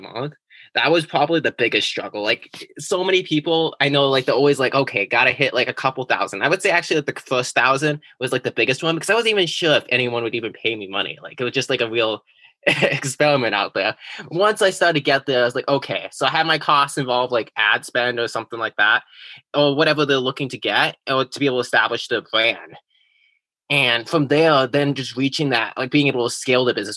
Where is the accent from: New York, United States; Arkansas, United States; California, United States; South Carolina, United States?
California, United States; now in New England, United States; originally, I was from California